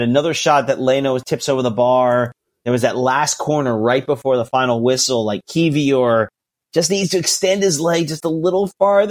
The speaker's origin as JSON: {"language": "English", "country": "United States", "said": "as an American"}